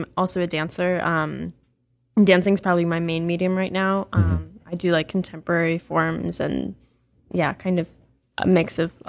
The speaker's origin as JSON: {"language": "English", "region": "Colorado", "country": "United States", "said": "I am from Colorado"}